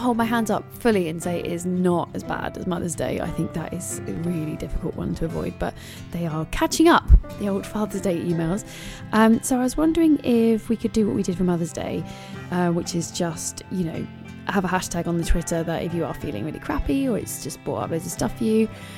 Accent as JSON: {"language": "English", "region": "London", "country": "United Kingdom", "tie": "born or raised there"}